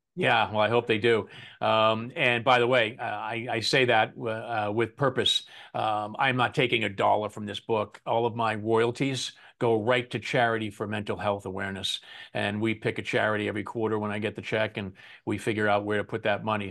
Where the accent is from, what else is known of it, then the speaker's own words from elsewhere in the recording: Boston, Massachusetts, United States; moved away; my buddies back home where I grew up in Boston